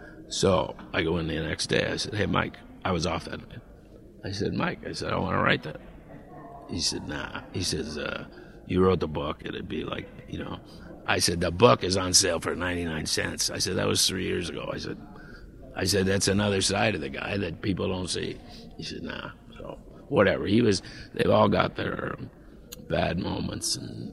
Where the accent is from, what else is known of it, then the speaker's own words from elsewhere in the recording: Toronto, Ontario, Canada; also born or lived in Mississauga; I said, "Toronto."